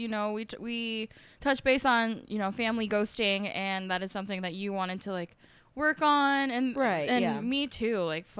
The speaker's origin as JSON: {"language": "English", "region": "Arizona", "country": "United States", "said": "We're from Arizona. Arizona is like a hot spot for that shit."}